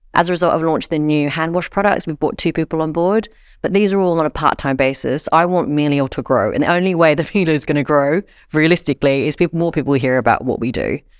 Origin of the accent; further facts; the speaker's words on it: Sydney, New South Wales, Australia; because I come from Sydney, Australia.